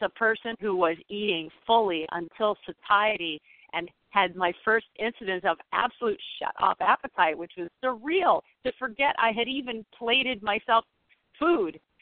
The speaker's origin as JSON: {"language": "English", "town": "St. Joseph", "region": "Michigan", "country": "United States", "tie": "born or raised there", "said": "my hometown in St. Joseph, Michigan"}